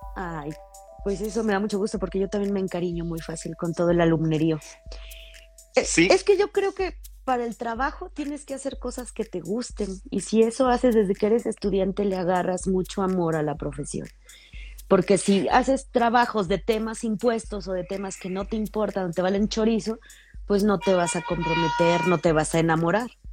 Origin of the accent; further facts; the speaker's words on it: Mexico; Yo crecí en la Beanaya, allá por la iglesia.